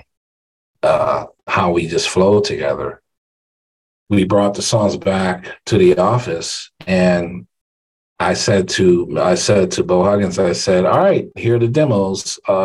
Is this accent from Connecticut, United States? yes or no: yes; Hartford, Connecticut, United States; Hartford, Connecticut, my hometown